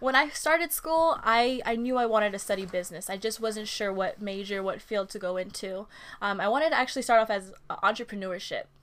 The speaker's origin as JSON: {"language": "English", "town": "Oxnard", "region": "California", "country": "United States", "tie": "born or raised there", "also_born_or_lived": "Oahu, Hawaii", "said": "I am an Oxnard native"}